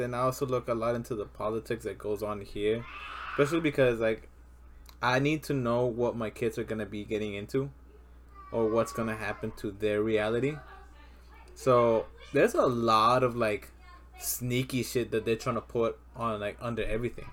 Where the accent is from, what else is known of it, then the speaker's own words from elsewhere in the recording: Texas, United States; We're all here in Texas. We're all from Texas